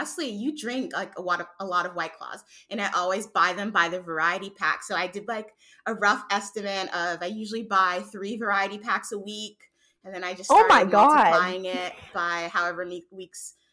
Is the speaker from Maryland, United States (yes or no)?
no; New York City, New York, United States; now in Atlanta, United States; I'm a 24-year-old who was born and raised in New York City, but I currently live in Atlanta, Georgia